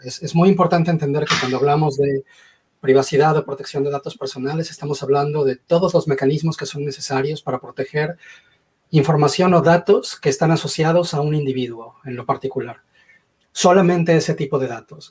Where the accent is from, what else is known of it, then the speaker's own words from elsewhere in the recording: Mexico; moved away as an adult; also born or lived in Mexico City; now in Mississauga, Canada; nací en México, crecí en México. En 2011 se me metió la idea loca de emigrar a Canadá